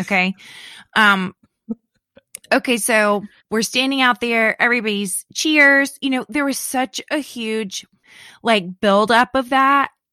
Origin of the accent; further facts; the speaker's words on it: Leesburg, Florida, United States; moved away; I was born, my hometown, Leesburg, is like a little over an hour from Cape Canaveral